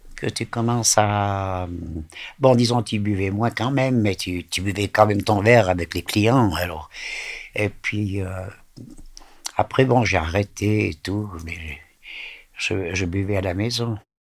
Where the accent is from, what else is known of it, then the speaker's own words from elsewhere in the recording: Vétroz, Valais, Switzerland; also born or lived in Lausanne; ils sont venus habiter euh, dans le Valais à Vétro